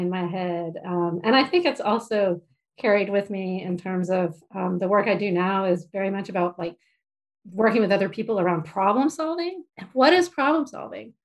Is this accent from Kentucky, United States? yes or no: no; Mount Dora, Florida, United States; So I was born in Florida, a tiny little town called Mount Dora in Central Florida.